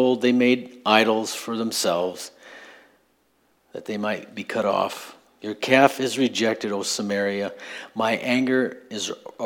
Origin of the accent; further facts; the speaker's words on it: Midwest, United States; I'm from the Midwest